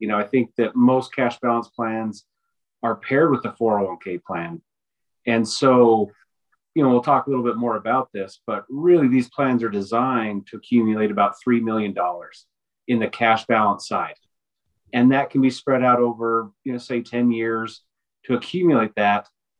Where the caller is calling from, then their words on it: Denver, Colorado, United States; I'm zooming in from Denver, Colorado today.